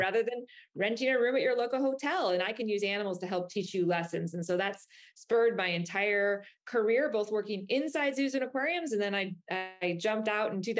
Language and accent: English; Chicago, Illinois, United States; now in Florida, United States; I'm a kid from Chicago